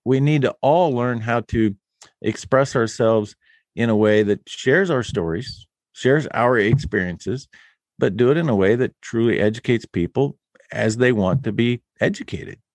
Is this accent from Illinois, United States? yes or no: yes; West Central Illinois, United States; moved away as an adult; now in Nebraska, United States; my family came from Germany to West Central Illinois in eighteen thirty-two. And, um, I left Illinois because I saw the writing on the wall in nineteen eighty-eight